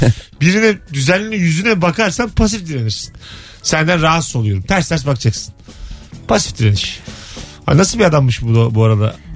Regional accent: Bayburt, Turkey; Sen neresin abi? Biz de Bayburtluyuz.

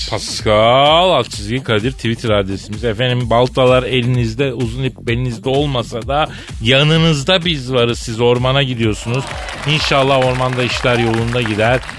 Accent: Araklı, Trabzon, Turkey; Araklıyım akıllı ol.

